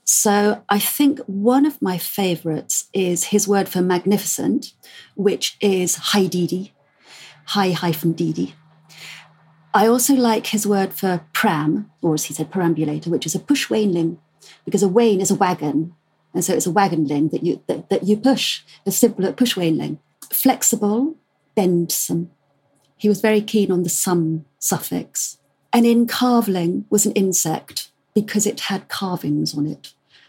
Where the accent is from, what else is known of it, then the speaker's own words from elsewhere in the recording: South West England, United Kingdom; I'm Cornish myself, even though I've completely lost the accent.